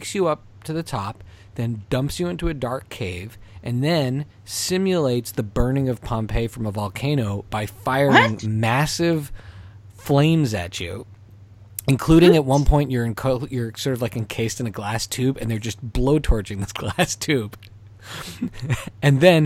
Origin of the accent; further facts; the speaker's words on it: Montreal, Quebec, Canada; We grew up in Montreal, home of La Ronde.